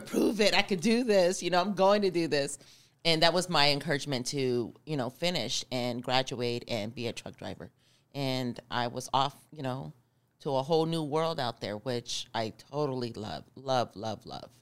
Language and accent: English; Arizona, United States; I'm from Arizona